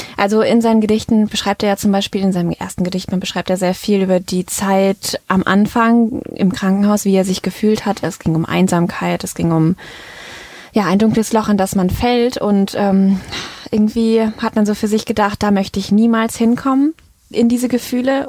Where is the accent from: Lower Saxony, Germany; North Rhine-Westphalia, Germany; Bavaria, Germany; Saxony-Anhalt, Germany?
North Rhine-Westphalia, Germany; Düsseldorf; wir sind beide hier in Düsseldorf geboren